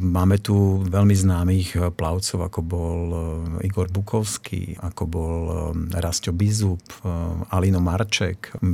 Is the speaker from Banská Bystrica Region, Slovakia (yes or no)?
no; Bardejov, Prešov Region, Slovakia; now in Martin, Slovakia; v roku 1971, aby som bol presný, sme sa presťahovali z Bardejova sem do Martina a tak ako hovoríš, krytá plaváreň tu ešte nestála a ja som sa zoznámil s vodou a splávaním na Vrútockom kúpalisku.